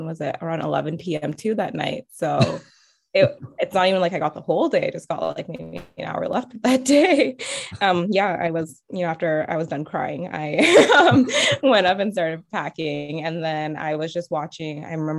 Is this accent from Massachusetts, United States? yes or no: no; California, United States; moved away as an adult; now in Oregon, United States; because I'm from California.